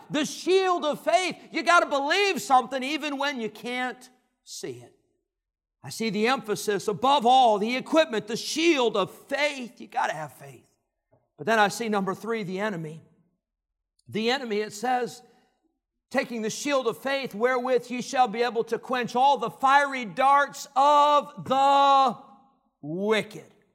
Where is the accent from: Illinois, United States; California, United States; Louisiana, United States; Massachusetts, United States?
Illinois, United States; Rockford; God led them back to Illinois, and that's where I grew up